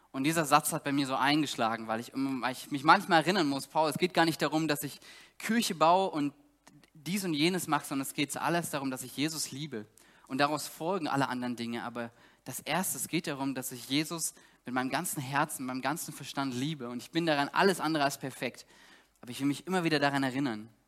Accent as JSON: {"language": "German", "region": "East Germany", "country": "Germany", "said": "Ich komme selber aus Ostdeutschland"}